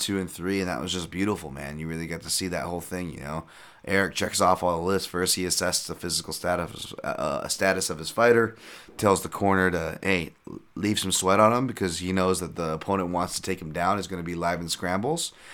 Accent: Hawaii, United States; we're from Hawaii

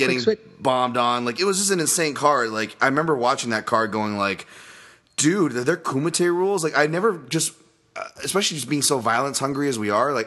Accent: Hawaii, United States; I'm part Japanese, folks, and I'm from Hawaii

